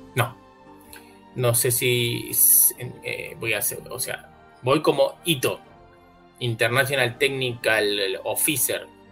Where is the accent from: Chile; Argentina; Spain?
Argentina; soy bastante argentino